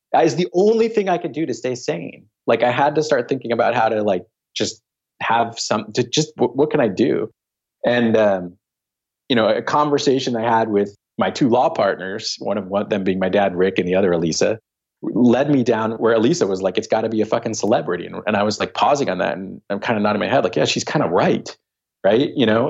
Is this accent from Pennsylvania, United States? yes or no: yes; Philadelphia, Pennsylvania, United States; I was born in Philly